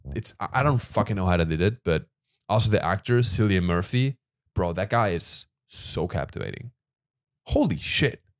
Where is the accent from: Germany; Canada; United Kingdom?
Germany; moved away; I'm from Germany.